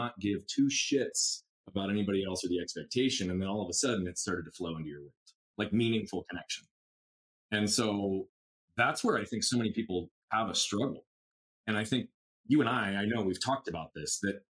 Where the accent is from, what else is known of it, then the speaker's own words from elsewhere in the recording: Scottsdale, Arizona, United States; we grew up in North Scottsdale